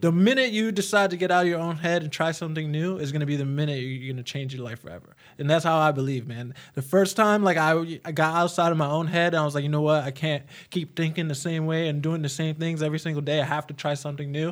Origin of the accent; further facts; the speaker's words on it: New York City, New York, United States; moved away; I came from New York City